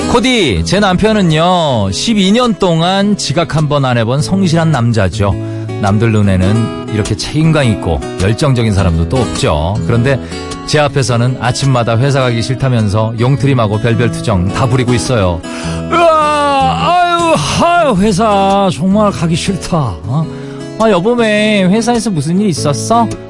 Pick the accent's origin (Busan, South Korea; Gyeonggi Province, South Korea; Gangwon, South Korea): Gangwon, South Korea; Jeongseon; 강원도의 아들입니다 제가 아, 정선 출신이에요